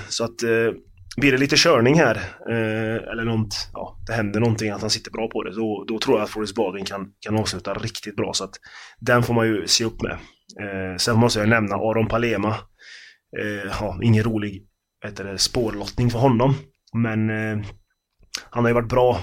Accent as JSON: {"language": "Swedish", "town": "Karlstad", "region": "Värmland", "country": "Sweden", "moved": "yes", "said": "jag är från Karlstad från början, så jag har ju varit på Färjestad många gånger med farsan och hans polare"}